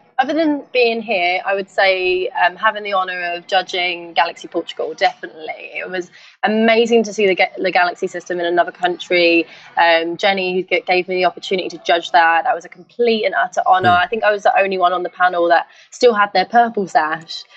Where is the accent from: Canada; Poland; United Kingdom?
United Kingdom; London; growing up in East London where I grew up